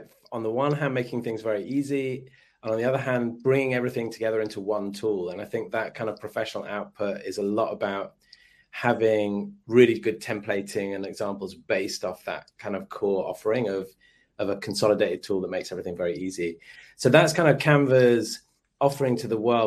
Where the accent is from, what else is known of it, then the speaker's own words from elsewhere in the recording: London, United Kingdom; I am from London, but I'm actually dialing in from Sydney